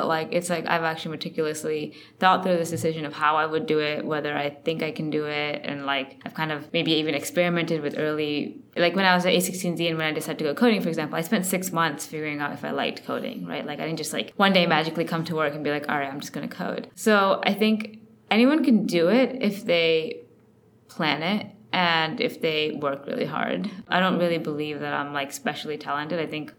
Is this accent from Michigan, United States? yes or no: no; Connecticut, United States; born there; also born or lived in India; I kind of grew up in a lot of different places. I was born in Connecticut. Then I actually lived in India for 4 years when I was 4 to 8.